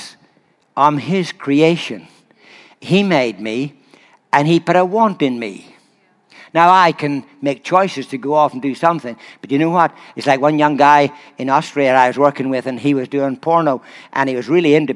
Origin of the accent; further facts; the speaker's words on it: Ireland; I'm Irish